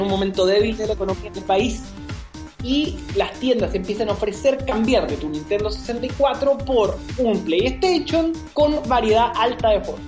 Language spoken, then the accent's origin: Spanish; Chile